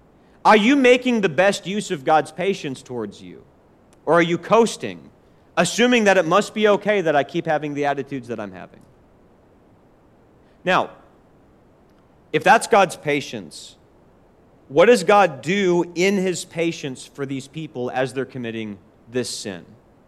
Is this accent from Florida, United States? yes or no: no; Forest Lake, Minnesota, United States; now in Nashville, United States; I remember growing up in Forest Lake, Minnesota, and being a Christian, living there for 2 years